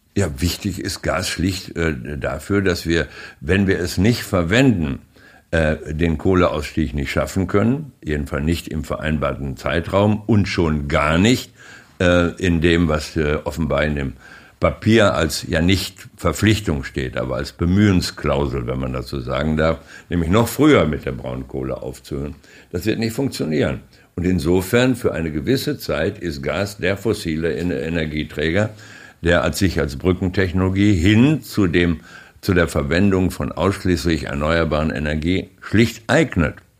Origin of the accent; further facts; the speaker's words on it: Germany; als Deutsche